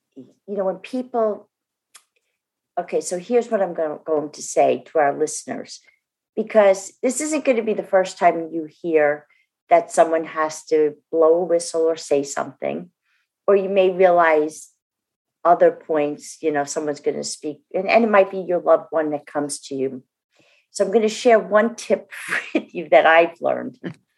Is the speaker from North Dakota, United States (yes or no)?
no; New Jersey, United States; I'm from New Jersey, as our fan base probably knows.